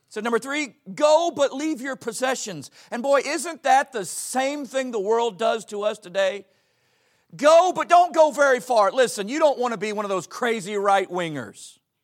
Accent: Pensacola, Florida, United States; I grew up in Pensacola, Florida

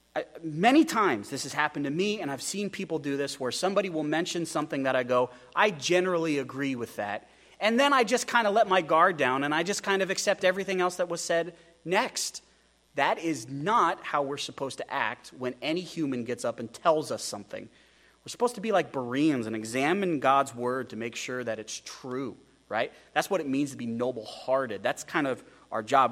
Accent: United States; American Christians

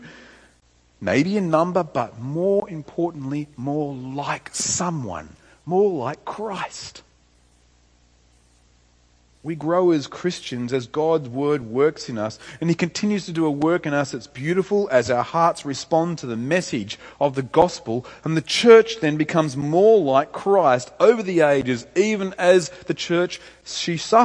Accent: Tamworth, New South Wales, Australia; moved away; I went back home to my hometown to see my parents, Tamora

